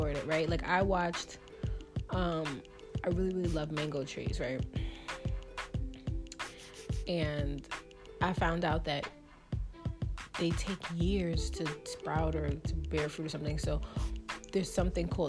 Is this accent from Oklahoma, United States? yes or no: no; New York, United States; I'm from New York